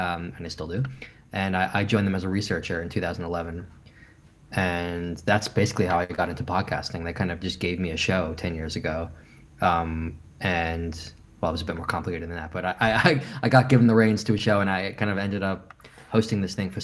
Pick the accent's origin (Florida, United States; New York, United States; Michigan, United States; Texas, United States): New York, United States; moved away as an adult; now in London, United Kingdom; I'm from New York